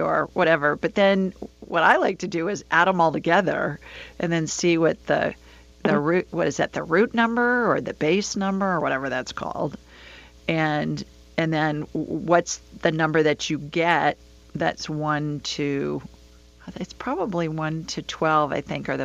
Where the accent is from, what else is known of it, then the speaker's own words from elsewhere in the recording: Alabama, United States; also born or lived in Sioux Falls, South Dakota / Los Angeles; She's an Alabama girl like me.